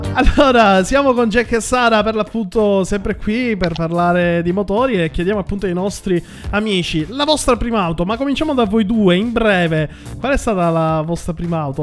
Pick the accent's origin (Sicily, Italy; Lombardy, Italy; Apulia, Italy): Sicily, Italy; now in Milan, Italy; io che vengo dalla Sicilia